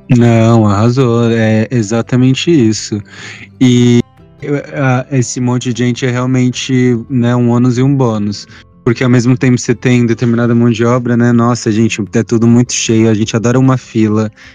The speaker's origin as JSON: {"language": "Portuguese", "region": "São Paulo", "country": "Brazil", "said": "eu sou do Grajaú. Lá na Zona Sul"}